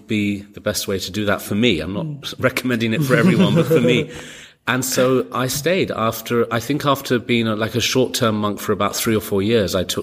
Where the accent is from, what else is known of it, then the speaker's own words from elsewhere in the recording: London, United Kingdom; moved away; also born or lived in New York; I grew up in London and then I moved to New York